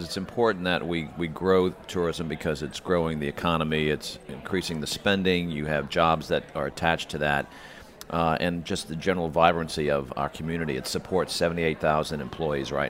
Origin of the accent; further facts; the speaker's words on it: New Orleans, Louisiana, United States; I grew up in New Orleans